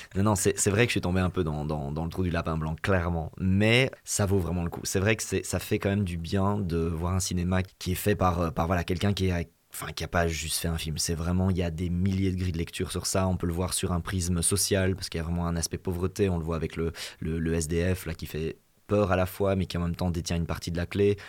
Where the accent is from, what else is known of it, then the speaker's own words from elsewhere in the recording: Belgium; chez nous en Belgique